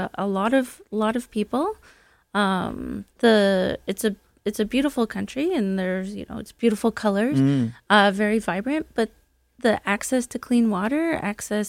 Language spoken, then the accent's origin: English; Brantford, Ontario, Canada; I'm actually from Brantford, Ontario, the home of Wayne Gretzky.